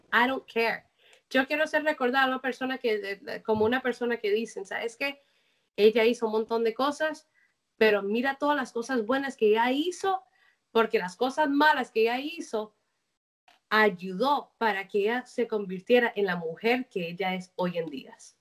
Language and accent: Spanish; Colombia; moved away; yo como colombiana